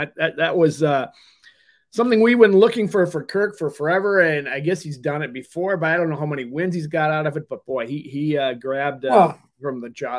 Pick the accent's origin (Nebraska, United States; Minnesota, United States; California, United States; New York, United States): Minnesota, United States; I'm from Minnesota